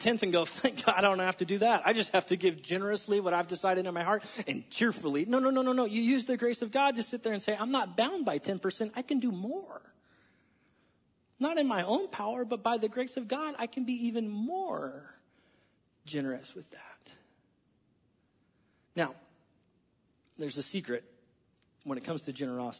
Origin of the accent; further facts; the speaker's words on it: United States; I'm an American